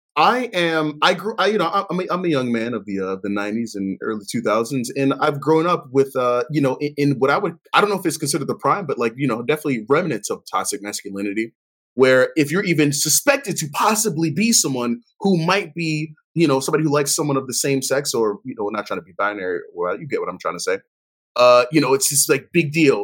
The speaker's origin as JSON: {"language": "English", "town": "Baltimore", "region": "Maryland", "country": "United States", "tie": "born or raised there", "said": "growing up in Baltimore"}